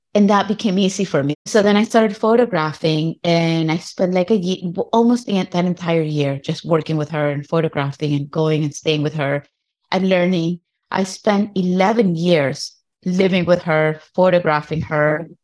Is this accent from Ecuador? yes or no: yes; Guayaquil, Guayas, Ecuador; moved away as an adult; also born or lived in New York City / Manabí; now in New York, United States; I am born in what we know as New York City, and at the age of two, my parents moved us to Ecuador. I grew up in Guayaquil.